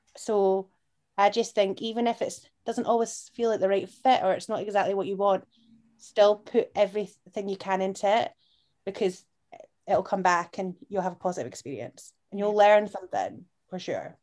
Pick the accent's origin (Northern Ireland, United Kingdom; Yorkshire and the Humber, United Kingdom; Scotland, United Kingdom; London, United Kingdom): Scotland, United Kingdom; Edinburgh; I'm from Portobello